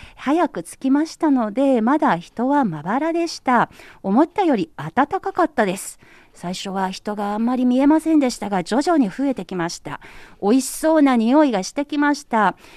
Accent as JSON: {"language": "Japanese", "region": "Anhui", "country": "China", "tie": "born or raised there", "moved": "yes", "lives_now": "Beijing, China", "said": "中国安徽省私のふるさと"}